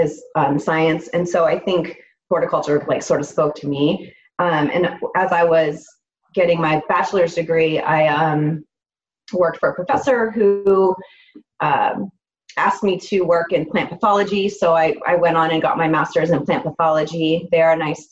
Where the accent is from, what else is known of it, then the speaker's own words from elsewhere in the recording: Erie, Pennsylvania, United States; moved away as an adult; now in Napa Valley, United States; So I'm from Erie, Pennsylvania.